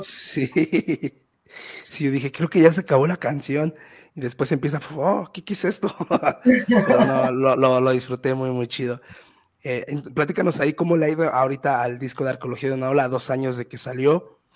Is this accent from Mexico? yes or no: yes; Mexico; also born or lived in Mexico City; yo soy de un municipio cerca de Ciudad de México